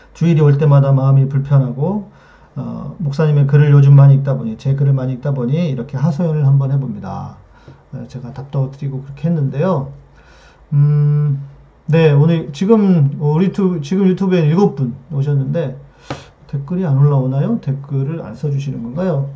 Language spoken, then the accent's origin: Korean; Jeolla, South Korea; 제 고향이 이제 전라도 쪽인데